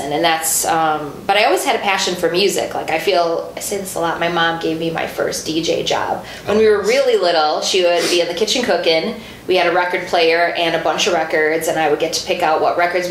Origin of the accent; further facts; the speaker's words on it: Mukwonago, Wisconsin, United States; I grew up in Maguanago